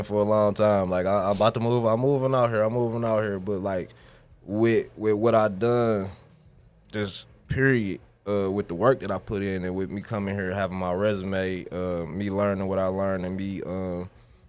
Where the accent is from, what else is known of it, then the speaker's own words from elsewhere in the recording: Detroit, Michigan, United States; I'm from Detroit